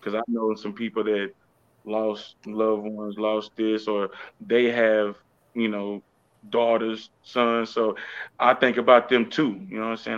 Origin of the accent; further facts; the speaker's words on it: Houston, Texas, United States; also born or lived in Austin, Texas; I'm from uh, Houston, Texas, but I was born in Austin, Texas